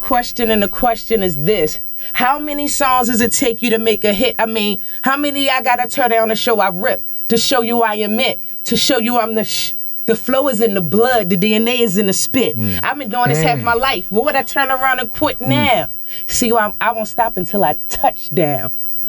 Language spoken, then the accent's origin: English; Baltimore, Maryland, United States; I'm from Baltimore, baby.